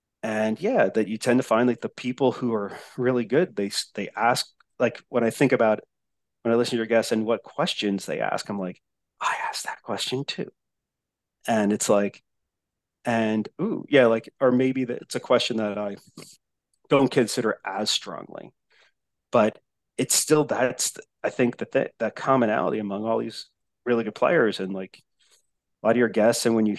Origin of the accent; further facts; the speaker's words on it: New Jersey, United States; accent: Jersey; also born or lived in Texas; my accent's way worse anyway. my mongrel like Jersey. Then moved to Texas and being in Texas for 12 years accent.